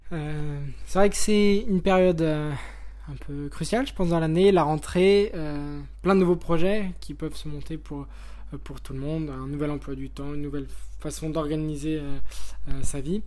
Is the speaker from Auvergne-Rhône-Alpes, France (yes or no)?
yes; Lyon, Auvergne-Rhône-Alpes, France; je suis originaire de Lyon j'ai 24 ans